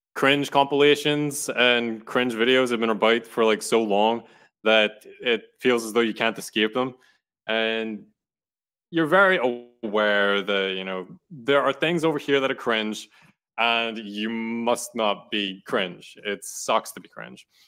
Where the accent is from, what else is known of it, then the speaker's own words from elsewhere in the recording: Ireland; now in United States; I'm Irish, I have my Irish stories. I participate in Irish history